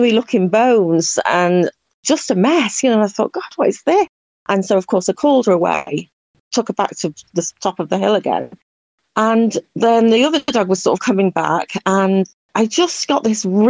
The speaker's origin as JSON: {"language": "English", "area": "Cheshire", "region": "North West England", "country": "United Kingdom", "also_born_or_lived": "Republic of Ireland", "moved": "as an adult", "lives_now": "Ireland", "said": "I'm actually from Cheshire in the northwest of England, and I moved here about 10 years ago"}